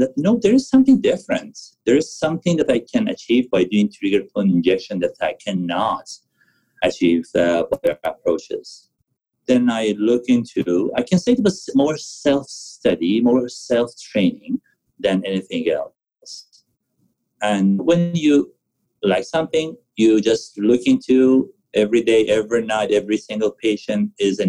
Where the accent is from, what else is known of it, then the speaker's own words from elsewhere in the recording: Tehran, Tehran Province, Iran; moved away as an adult; also born or lived in Vancouver area; now in Vancouver, Canada; I was born and raised in Iran, in Tehran